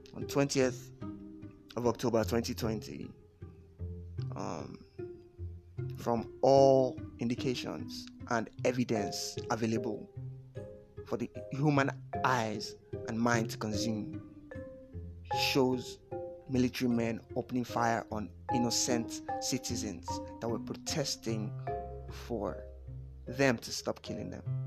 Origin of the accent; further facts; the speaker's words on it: Lagos, Nigeria; Born and bred in Lagos